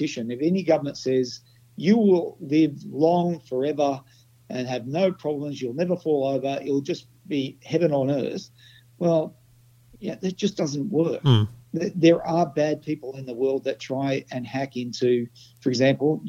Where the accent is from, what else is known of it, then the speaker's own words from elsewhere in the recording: Australia; I'm an Australian.